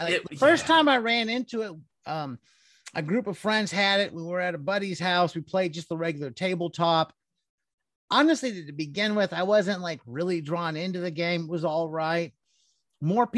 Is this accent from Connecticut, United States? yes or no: no; Cleveland, Ohio, United States; I grew up in Cleveland